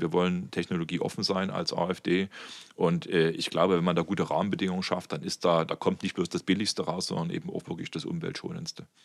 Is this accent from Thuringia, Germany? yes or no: no; Meissen, Saxony, Germany; also born or lived in Dresden; ich komme aus Meißen, bin dort groß geworden